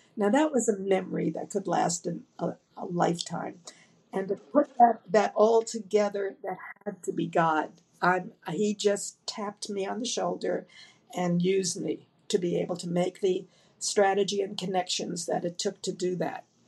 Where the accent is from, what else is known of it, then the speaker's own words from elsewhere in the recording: Dallas, Texas, United States; I'm from Dallas, Texas